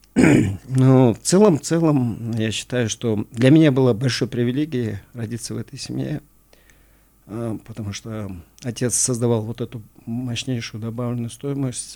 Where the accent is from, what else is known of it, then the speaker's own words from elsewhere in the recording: Oibulak, Issyk-Kul Region, Kyrgyzstan; я родился а, э, на Исакуле, я родился в селе Ойбулак